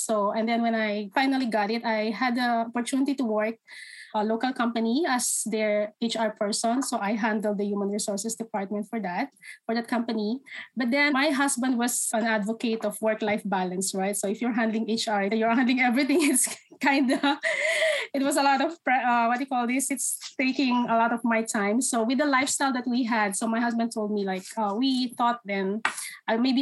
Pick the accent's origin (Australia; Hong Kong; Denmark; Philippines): Philippines; moved away as an adult; now in Canada; So I'm originally from the Philippines. I moved here in 2016.